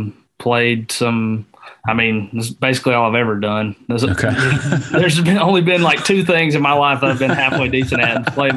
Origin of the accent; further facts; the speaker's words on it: Bremen, Georgia, United States; now in Dallas, Georgia, United States; I live in Dallas, Georgia, but Bremen, Georgia will always be my hometown. It's a little bitty small town right on Georgia, Alabama line, about an hour west of Atlanta.